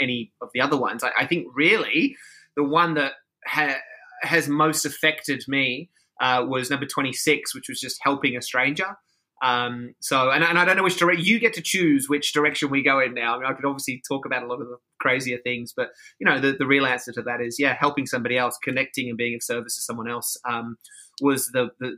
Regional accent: Sydney, New South Wales, Australia; now in Los Angeles, United States; I am from Australia. I'm from Sydney.

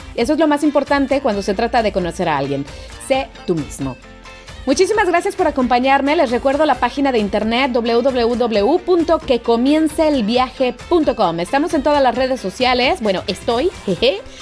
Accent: Mexico; moved away; yo soy una pobre mexicana, una pobre frijolera

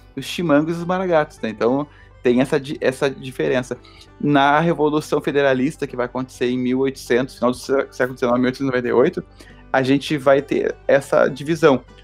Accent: Rio Grande do Sul, Brazil; nós gaúchos

